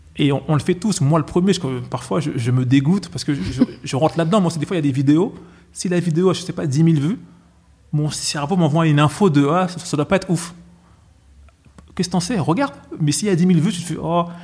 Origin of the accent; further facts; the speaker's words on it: Villiers-le-Bel, Île-de-France, France; je suis de Villiers-le-Bel